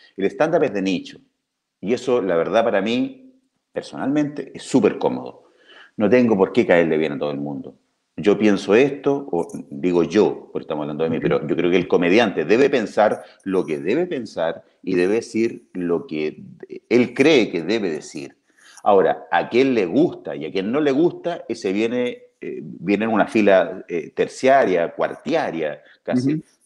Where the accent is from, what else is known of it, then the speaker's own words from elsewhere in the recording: Talca, Maule, Chile; me crié en Los Estelares, en mi, en mi casa, en Talca